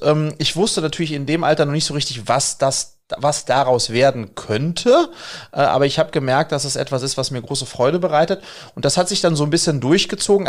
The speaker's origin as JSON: {"language": "German", "town": "Wiesbaden", "region": "Hesse", "country": "Germany", "tie": "born or raised there", "said": "ich bin in Wiesbaden groß geworden"}